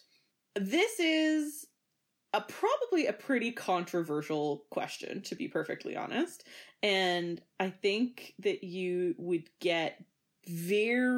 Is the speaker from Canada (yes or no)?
yes; Canada; we're all Canadian